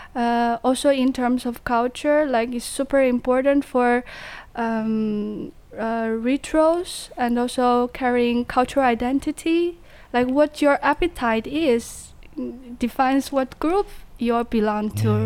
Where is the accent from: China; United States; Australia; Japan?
China; Jiangxi; English is a second language; moved away as an adult; now in Netherlands; my hometown because I'm from Jiangxi in China